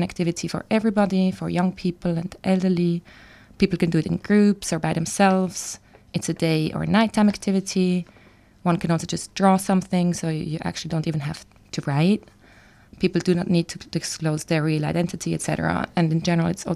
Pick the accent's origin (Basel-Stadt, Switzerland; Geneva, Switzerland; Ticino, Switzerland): Basel-Stadt, Switzerland; Basel; now in Melbourne, Australia; So I'm from Basel, which is a small city in Switzerland